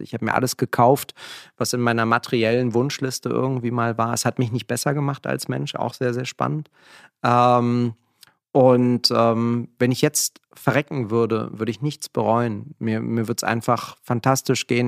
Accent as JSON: {"language": "German", "region": "Berlin", "country": "Germany", "tie": "born or raised there", "also_born_or_lived": "near Frankfurt", "said": "wir sind hier gerade in Kreuzberg, wo ich aufgewachsen bin"}